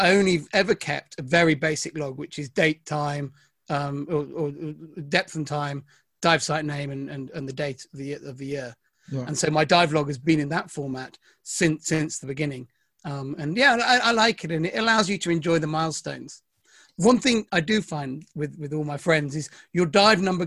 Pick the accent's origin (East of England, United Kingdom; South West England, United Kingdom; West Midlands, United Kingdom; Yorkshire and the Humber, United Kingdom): South West England, United Kingdom; Devon; And actually I grew up in Devon.